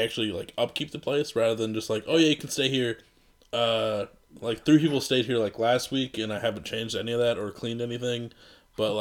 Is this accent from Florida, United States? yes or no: no; Iowa, United States; now in Minneapolis, United States; we're from Iowa.